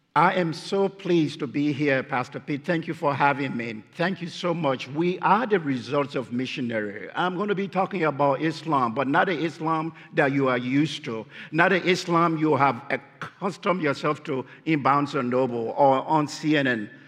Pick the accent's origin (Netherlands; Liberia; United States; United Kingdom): Liberia; moved away; I'm from Liberia.